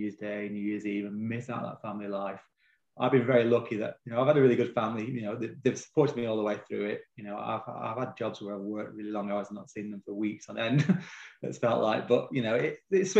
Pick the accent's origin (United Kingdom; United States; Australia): United Kingdom; Longridge, North West England; Longridge, you know, my hometown.